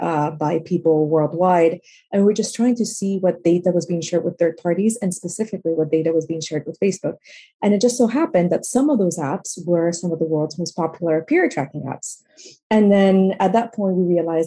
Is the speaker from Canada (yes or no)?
no; Peru; now in London, United Kingdom; I'm originally from Peru. And growing up, I was exposed to a lot of inequality.